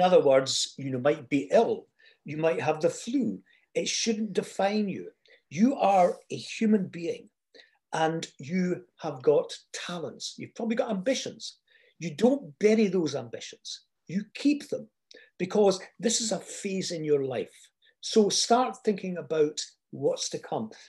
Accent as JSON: {"language": "English", "area": "Fife", "region": "Scotland", "country": "United Kingdom", "also_born_or_lived": "London", "accent": "Fife", "moved": "yes", "said": "my Fife accent"}